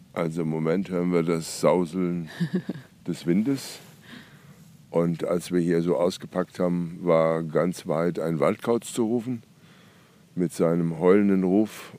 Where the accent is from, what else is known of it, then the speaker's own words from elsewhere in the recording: Nassau, Rhineland-Palatinate, Germany; Ich komme ja aus Nassau